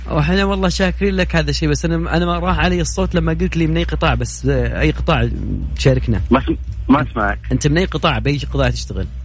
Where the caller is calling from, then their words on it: Jeddah, Makkah Province, Saudi Arabia; من جده